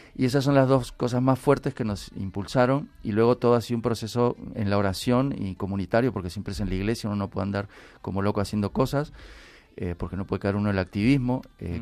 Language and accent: Spanish; Peru; now in Spain; yo soy peruano. Yo cuando vine aquí a España estoy de misión.